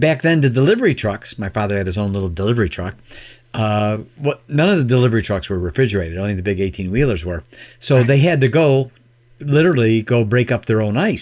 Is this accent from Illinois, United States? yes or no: yes; Chicago, Illinois, United States; now in Michigan, United States; I live in Michigan now, but I was born and raised in the Chicagoland area